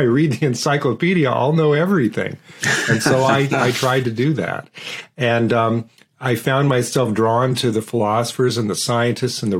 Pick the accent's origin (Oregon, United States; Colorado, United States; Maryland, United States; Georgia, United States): Oregon, United States; Portland; I grew up in Portland, Oregon, and I grew up in a working-class neighborhood